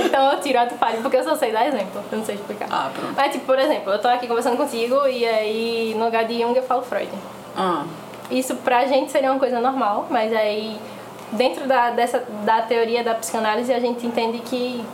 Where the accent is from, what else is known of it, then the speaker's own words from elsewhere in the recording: Recife, Pernambuco, Brazil; sou aqui de Recife também